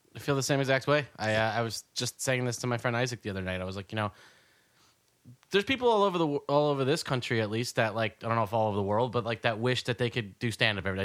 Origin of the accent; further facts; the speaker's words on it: New Jersey, United States; now in New York City, United States; I grew up in Jersey